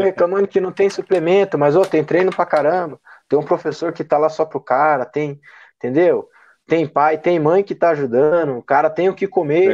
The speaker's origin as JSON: {"language": "Portuguese", "region": "Maranhão", "country": "Brazil", "moved": "yes", "lives_now": "Curitiba, Brazil", "said": "sou lá do Maranhão, né? Morava eu e a minha mãe aqui só"}